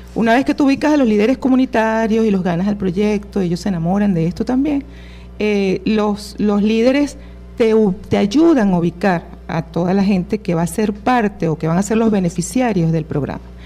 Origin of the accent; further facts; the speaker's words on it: Venezuela; nuestra esencia como venezolanos